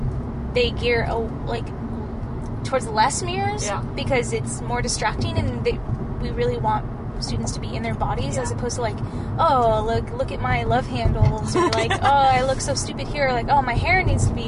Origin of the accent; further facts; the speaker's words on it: United States; I am an American